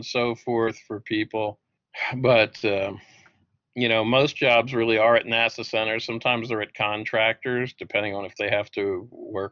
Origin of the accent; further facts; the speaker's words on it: outside of Philadelphia, Pennsylvania, United States; I grew up outside of Philadelphia